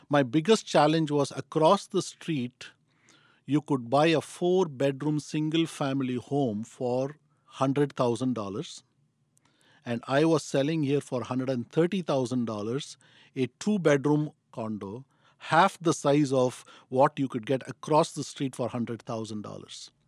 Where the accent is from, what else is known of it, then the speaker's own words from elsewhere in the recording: Chennai, Tamil Nadu, India; moved away as an adult; also born or lived in Illinois, United States; now in Lansing, United States; I was born and brought up in Madras